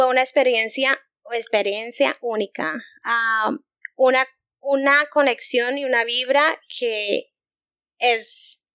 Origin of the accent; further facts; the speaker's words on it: Bogotá, Colombia; Pues yo soy de Bogotá, pero tengo de otro lado, mi mamá es de Bucaramanga, que es una ciudad